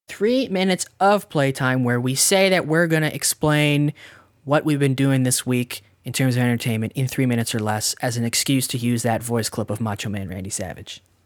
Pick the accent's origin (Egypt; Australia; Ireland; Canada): Canada; we're Canadian